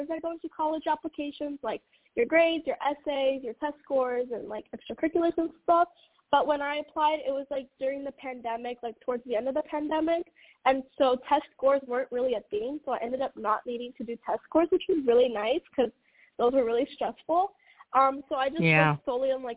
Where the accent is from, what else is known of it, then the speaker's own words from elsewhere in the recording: San Diego, California, United States; moved away as an adult; now in Berkeley, United States; I'm from San Diego.